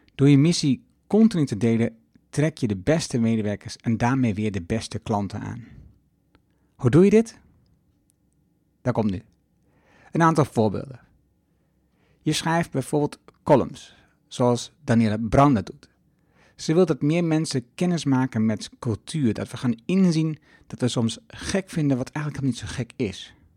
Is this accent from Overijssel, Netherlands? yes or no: yes; Twente, Overijssel, Netherlands; now in Achterhoek, Netherlands; In de Achterhoek, waar ik woon, en in Twente, waar ik vandaan kom